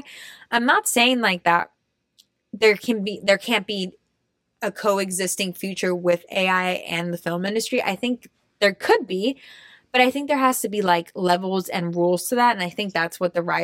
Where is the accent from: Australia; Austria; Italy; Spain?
Austria; moved away; I grew up in Austria